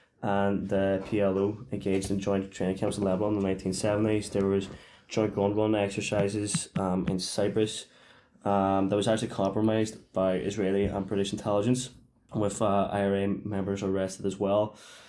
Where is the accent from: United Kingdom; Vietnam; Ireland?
Ireland; I think it definitely applies to us as Irish people.